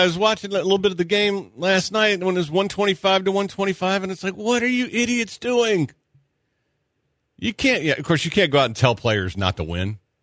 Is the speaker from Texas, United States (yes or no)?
yes; Texas, United States; I'm from Texas